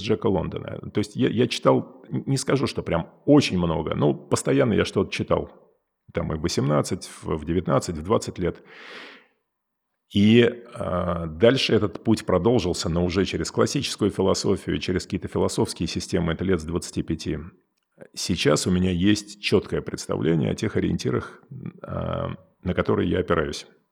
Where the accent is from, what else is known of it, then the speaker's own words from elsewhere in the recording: Moscow, Russia; moved away as an adult; also born or lived in California; я вырос в Москве